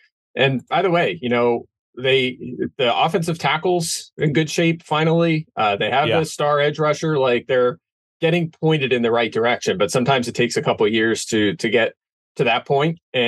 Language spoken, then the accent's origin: English; Pennsylvania, United States; I grew up in Pennsylvania, so you know, I grew up an Eagles fan.